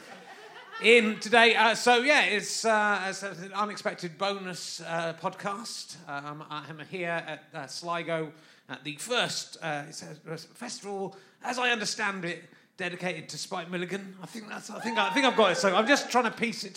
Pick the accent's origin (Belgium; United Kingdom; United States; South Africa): United Kingdom; London; I come from London